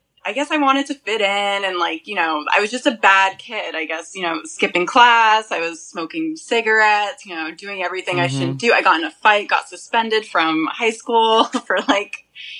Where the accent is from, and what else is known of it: Boston area, Massachusetts, United States; moved away as an adult; also born or lived in Long Island, New York; now in New York, United States